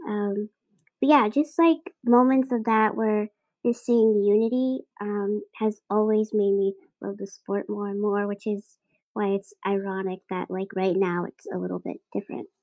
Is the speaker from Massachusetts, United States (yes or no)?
yes; Boston, Massachusetts, United States; a New England sports fan growing up in Dorchester